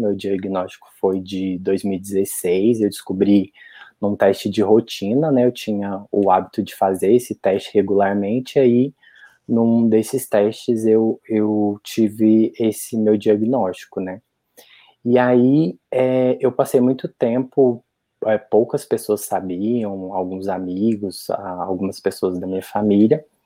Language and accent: Portuguese; Santana do Jacaré, Minas Gerais, Brazil; moved away as an adult; also born or lived in Juiz de Fora; eu sou de uma cidade bem pequenininha do interior de Minas, né, Santana do Jacaré